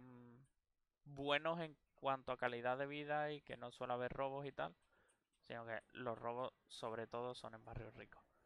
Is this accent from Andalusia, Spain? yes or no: yes; a town around Seville, Andalusia, Spain; moved away; las personas que viven en pueblos como yo vivía o, todos los pueblos que rodean a Sevilla